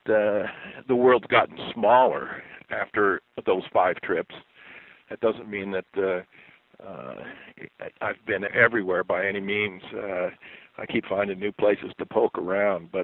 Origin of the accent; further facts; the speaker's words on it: Yellowtail, Montana, United States; I'm from Yellowtail, Montana, which is in the Bighorn Mountains